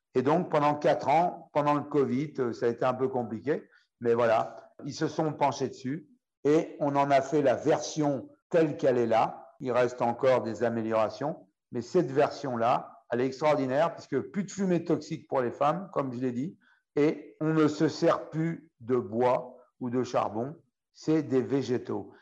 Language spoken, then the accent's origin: French; France; chez nous, en France